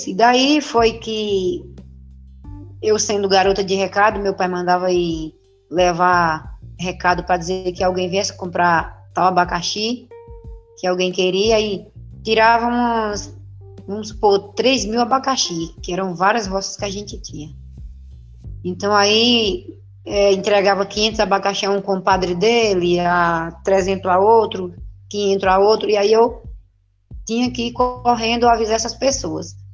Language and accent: Portuguese; Joaquim Gomes, Alagoas, Brazil; born there; nasci é, em Joaquim Gomes, Alagoas.